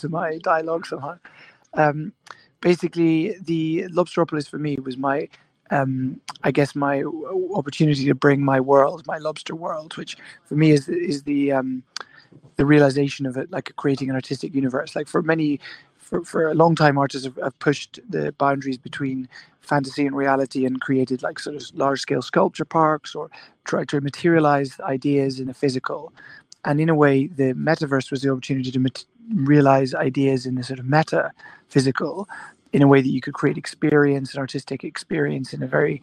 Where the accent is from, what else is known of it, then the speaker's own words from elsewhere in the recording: Scotland, United Kingdom; I was born in Scotland, and I grew up there